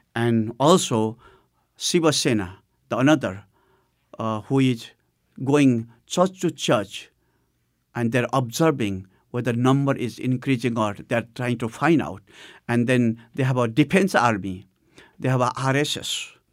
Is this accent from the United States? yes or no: no; Nepal; the first church of Nepal, which was in my hometown.